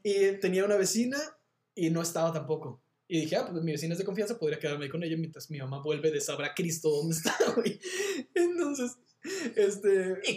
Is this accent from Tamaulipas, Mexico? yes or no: no; Monterrey, Nuevo León, Mexico; yo soy de Monterrey